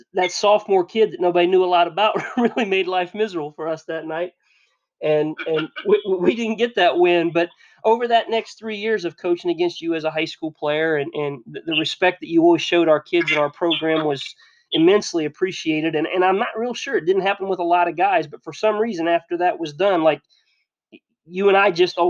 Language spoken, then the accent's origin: English; Northwest Ohio, United States; Northwest Ohio because that's where I'm from.